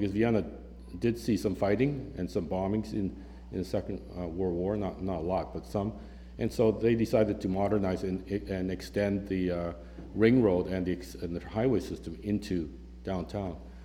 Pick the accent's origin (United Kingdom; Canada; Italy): Canada; now in Philadelphia, United States; as a Canadian